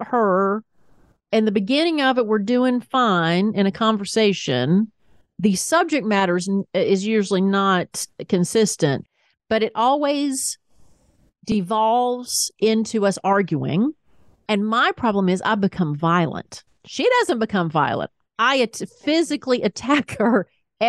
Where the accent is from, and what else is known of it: the South, United States; accent: Southern; now in Atlanta, United States